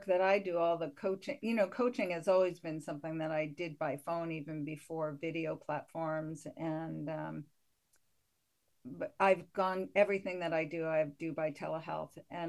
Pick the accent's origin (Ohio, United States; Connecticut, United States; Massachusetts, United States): Connecticut, United States; now in Portland, United States; I'm from Connecticut originally, so I'm not a Mainer.